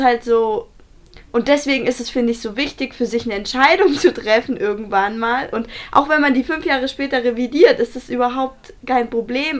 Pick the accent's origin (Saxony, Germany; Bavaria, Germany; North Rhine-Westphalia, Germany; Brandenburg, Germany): Bavaria, Germany; ein Kohlewerk bei uns in Bayern